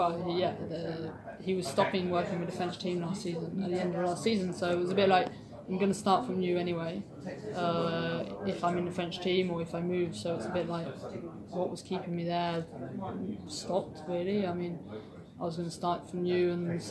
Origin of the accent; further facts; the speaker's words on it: United Kingdom; I've been wishing to come back and race for my home country in GB for a while